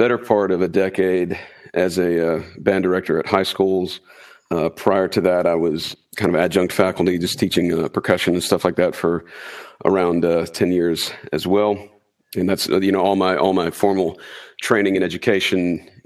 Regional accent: North Carolina, United States; We're from North Carolina in the U.S.

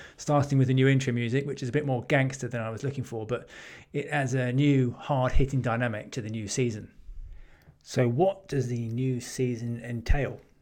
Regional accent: England, United Kingdom; as an English, Englishman and as someone who lives in Britain and the U K

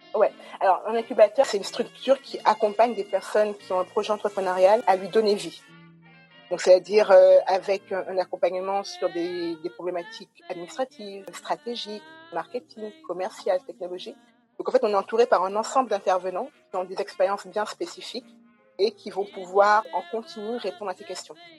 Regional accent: Guadeloupe; moved away as an adult; also born or lived in Paris; now in France; Donc j'ai grandi en Guadeloupe, j'ai toujours vécu en Guadeloupe

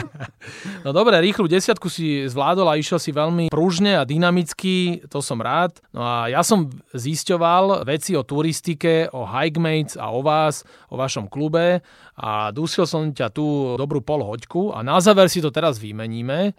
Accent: Slovakia; sme my Slováci

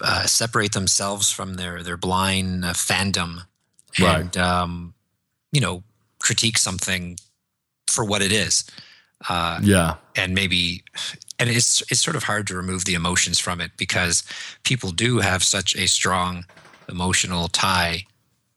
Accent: Toronto, Ontario, Canada; I'm from Toronto

